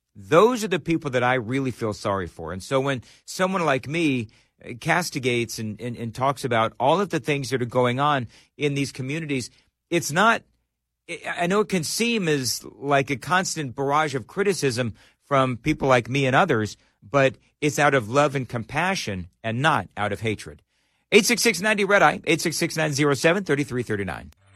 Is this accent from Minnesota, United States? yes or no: no; Los Angeles, California, United States; also born or lived in Colorado Springs, Colorado / Denver, Colorado / Richmond, Virginia / Fort Wayne, Indiana; now in Nashville, United States; I, I was born and raised in Los Angeles